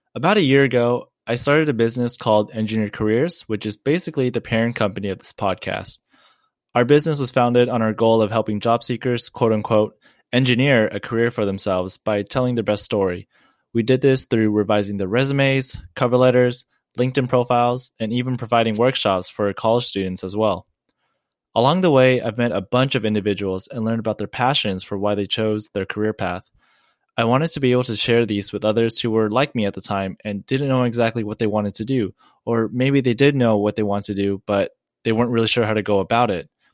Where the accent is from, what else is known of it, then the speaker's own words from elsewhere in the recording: Orange County, California, United States; I'm from Orange County, California, and I'm a first generation Asian American that was born here from my family